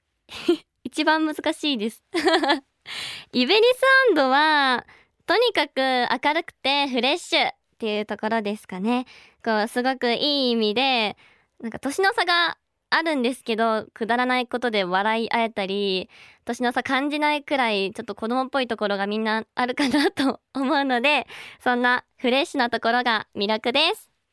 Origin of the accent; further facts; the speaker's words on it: Kobe, Hyogo, Japan; 兵庫県の神戸市出身です